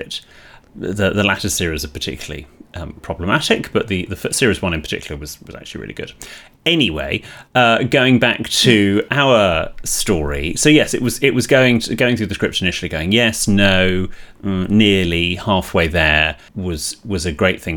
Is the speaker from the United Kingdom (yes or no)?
yes; United Kingdom; in Britain, we are slightly more negative generally